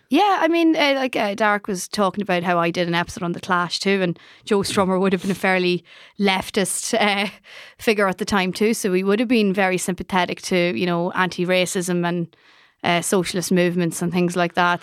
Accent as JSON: {"language": "English", "country": "Ireland", "said": "as Irish people"}